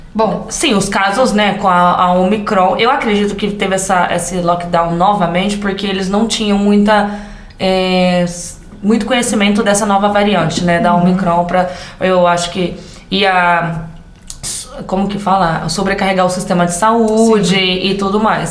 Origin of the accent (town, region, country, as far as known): interior of São Paulo, Brazil; accent: caipira